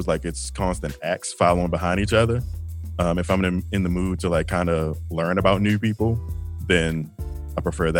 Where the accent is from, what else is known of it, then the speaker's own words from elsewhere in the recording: Baltimore, Maryland, United States; now in Austin, United States; I'm from Baltimore